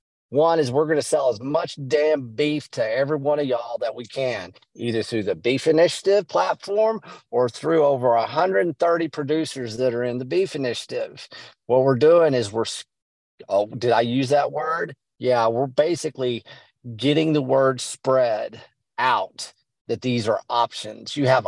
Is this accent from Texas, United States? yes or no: yes; West Texas, United States; I'm from West Texas.